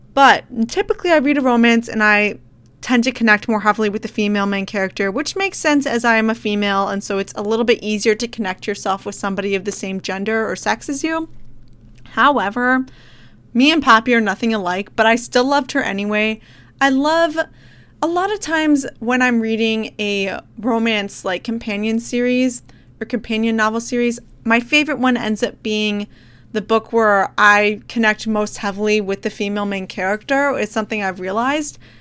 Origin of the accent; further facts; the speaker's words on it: Midwest, United States; moved away as an adult; I'm from the Midwest